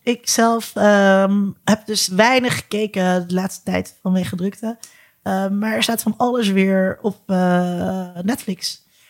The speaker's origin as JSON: {"language": "Dutch", "country": "Netherlands", "said": "als Nederlanders"}